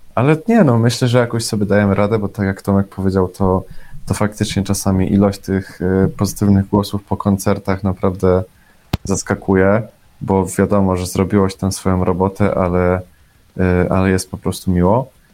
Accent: Bielsko-Biała, Silesian Voivodeship, Poland; jestem z Bielska Białej

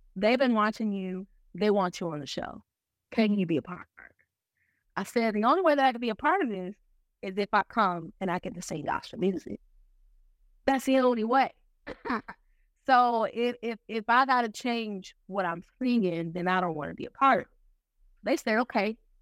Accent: Milwaukee, Wisconsin, United States; now in Norfolk, United States; I'm from Milwaukee, Wisconsin. I don't currently live in Milwaukee. Um, I actually reside in Norfolk, Virginia

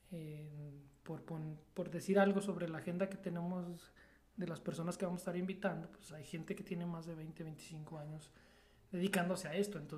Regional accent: Mexico; aquí como mexicanos somos muy, muy, muy buenos.

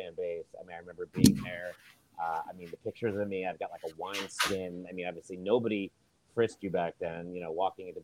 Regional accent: Westchester, New York, United States; growing up in New York

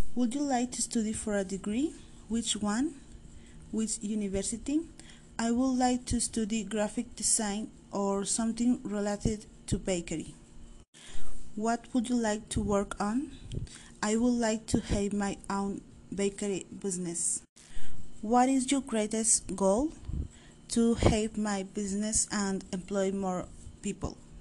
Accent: Monterrey, Nuevo León, Mexico; also born or lived in San Pedro Garza García; I was born in Monterrey, Nuevo León.

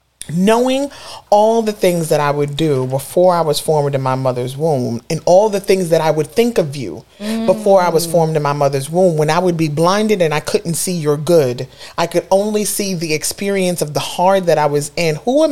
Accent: Brooklyn, New York, United States; I'm from Brooklyn.

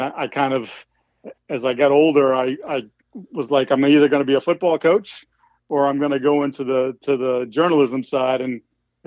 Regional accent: Falmouth, Massachusetts, United States; also born or lived in New Hampshire / Boston, Massachusetts; I was born in New Hampshire, raised on the Cape, but actually went to high school up near Boston

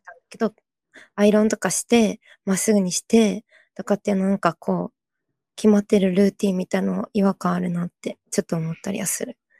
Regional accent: South Korea; moved away; 韓国私の出身国の韓国

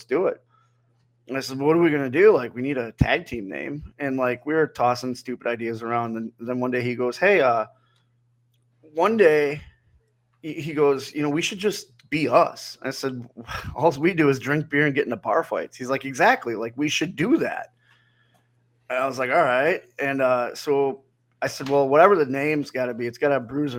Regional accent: Wisconsin, United States; also born or lived in Missouri; I grew up in Wisconsin

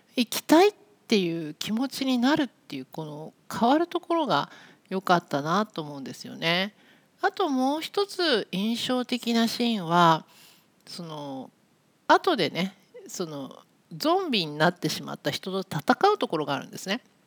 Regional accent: Nagoya, Aichi, Japan; now in Tokyo, Japan; 私は今東京に住んでいるんですけども生まれ育ったところは名古屋です

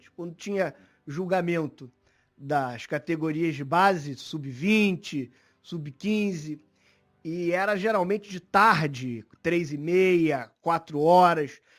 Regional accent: Campos dos Goytacazes, Rio de Janeiro, Brazil; Campos é a, a minha terra natal.

